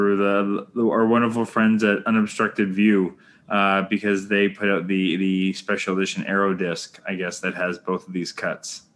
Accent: Canada; I'm Canadian filmmaker

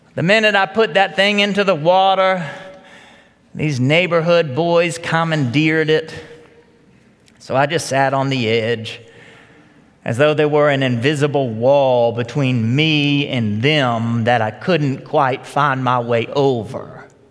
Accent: Marietta, Georgia, United States; also born or lived in Virginia Highlands, Atlanta; I was eight years old, and we had just moved into the Charlton Forge subdivision of, off Powder Springs Road. We moved there from Virginia Highlands, like so many others who, who left Atlanta to come out here to the suburbs. For us, Marietta was the other side of a wall.

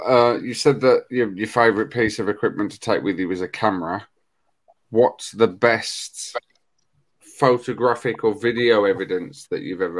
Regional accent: Black Country, West Midlands, United Kingdom; accent: Black Country; now we've both got a Black Country accent.

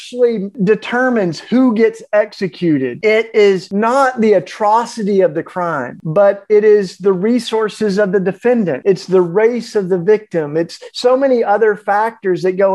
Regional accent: the Bible Belt, United States; I grew up in the Bible Belt

